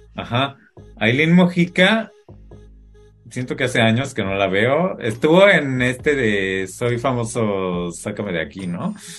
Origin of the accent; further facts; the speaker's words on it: Mexico; moved away; soy mexicano